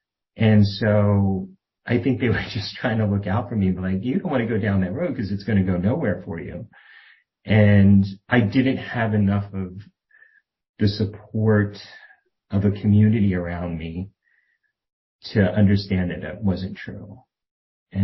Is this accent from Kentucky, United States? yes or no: no; outside Philadelphia, Pennsylvania, United States; I didn't grow up in Philadelphia, which probably would have, I don't know if that would have been better or worse. We grew up outside in what was a very rural area when I was a little kid, and became very much like suburban sprawl by the time I graduated high school.